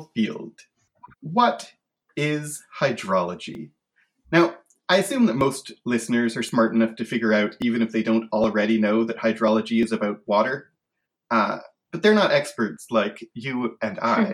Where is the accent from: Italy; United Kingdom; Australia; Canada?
Canada; As a Canadian, I grew up in the part of Canada where there was a lot of French